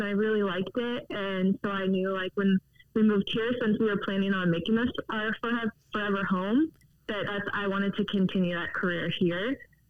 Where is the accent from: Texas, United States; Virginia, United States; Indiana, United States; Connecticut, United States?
Virginia, United States; also born or lived in San Diego; now in Tucson, United States; I'm originally from Virginia, and we got transferred to San Diego.